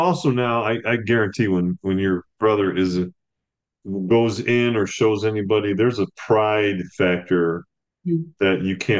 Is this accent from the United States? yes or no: yes; upstate New York, United States; also born or lived in Tampa, Florida / Poughkeepsie, New York; when I was born in Tampa, then to Poughkeepsie, and then to upstate New York, my mom told my dad, no more moving. And so I grew up stable.